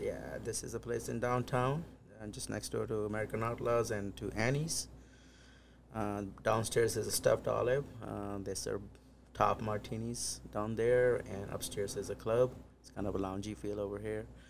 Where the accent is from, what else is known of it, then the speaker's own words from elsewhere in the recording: India; now in Des Moines, United States; I'm originally from India, close to small town close to New Delhi, which is the capital